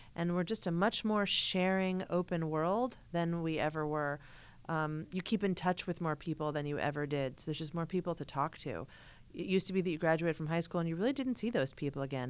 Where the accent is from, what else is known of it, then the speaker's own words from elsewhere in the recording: Hartford, Connecticut, United States; I grew up in Hartford, Connecticut